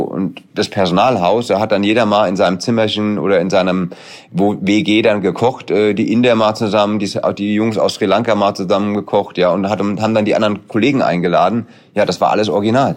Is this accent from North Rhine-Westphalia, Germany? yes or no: no; Hesse, Germany; ich bin Hesse